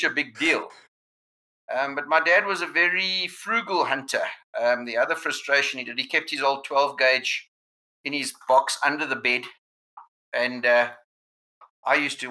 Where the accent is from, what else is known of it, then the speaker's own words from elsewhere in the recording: Johannesburg, Gauteng, South Africa; I grew up in Kensington, so a suburb away